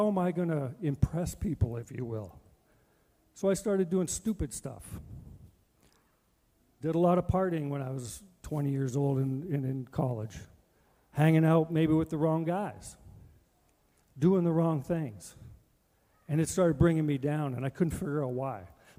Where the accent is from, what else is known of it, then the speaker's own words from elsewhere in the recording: Edmonton, Alberta, Canada; Now, I'm from Edmonton, and I'm playing for Calgary, and we're not good.